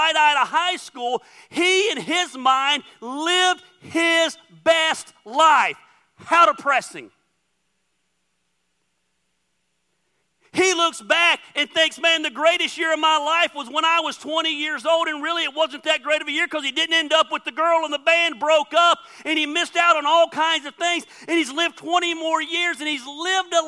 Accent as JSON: {"language": "English", "town": "Dacula", "region": "Georgia", "country": "United States", "tie": "born or raised there", "moved": "yes", "said": "I grew up in Decula my whole life"}